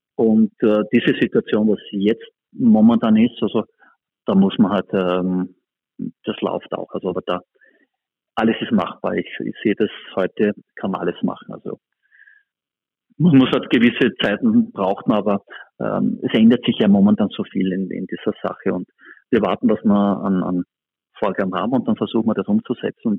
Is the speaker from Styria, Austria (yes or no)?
yes; Spielberg, Styria, Austria; wo ich einfach selber ja, groß geworden bin und dort aufgewachsen bin